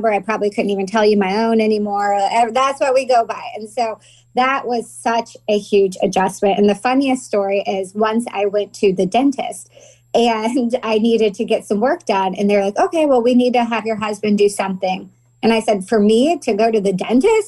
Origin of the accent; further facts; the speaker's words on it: Danville, Illinois, United States; moved away as an adult; also born or lived in Decatur, Illinois; now in California, United States; I grew up in Danville my whole life.